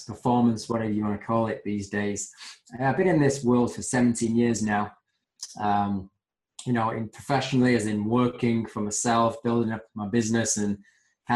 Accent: Manchester, North West England, United Kingdom; born and bred in Manchester

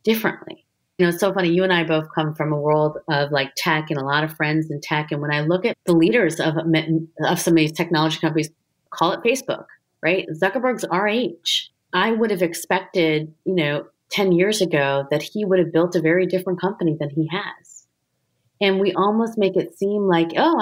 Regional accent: United States; an Indian American, light-skinned woman

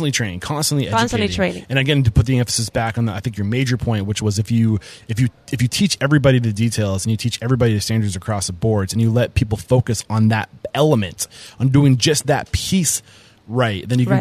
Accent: New Hampshire, United States; now in Texas, United States; I'm from New Hampshire, and there's a reason why I moved to Texas.

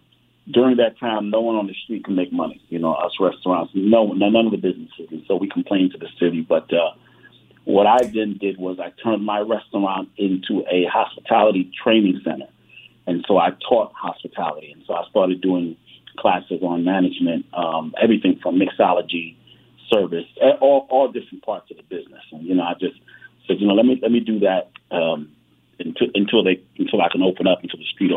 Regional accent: New York, United States; born there; My background is I was born in New York, but went to Rutgers University in New Jersey.

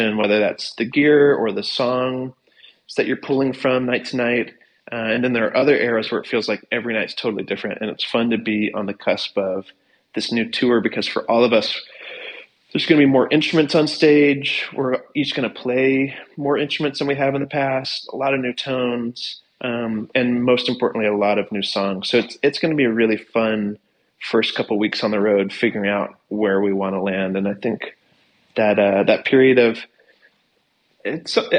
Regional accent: Morganton, North Carolina, United States; also born or lived in the Triangle, North Carolina; I'm from Morganton, North Carolina

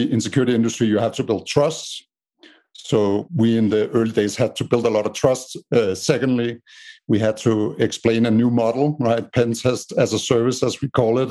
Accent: Denmark; moved away as an adult; now in United States; as you can hear by my strange accent, I'm from Denmark in Europe. But I lived in the States for the last 8 years

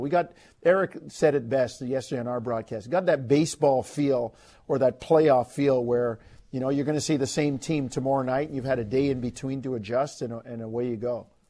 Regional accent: New York City, New York, United States; moved away; I grew up in Queens, man.

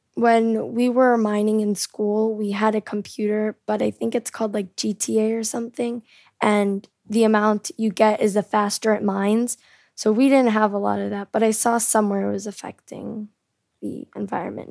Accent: South Korea; also born or lived in California, United States; I'm from America. I was born in California, but I lived most of my life in South Korea.

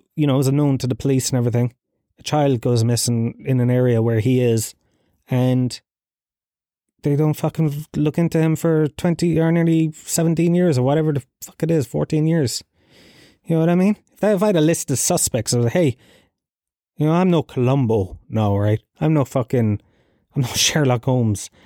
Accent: Tralee, County Kerry, Ireland; I grew up in Gallowsfield, Tralee

